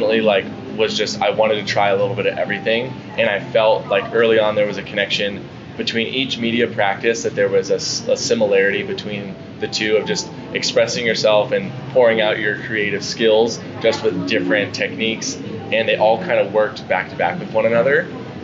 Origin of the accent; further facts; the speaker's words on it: San Diego, California, United States; I'm born and raised in San Diego, California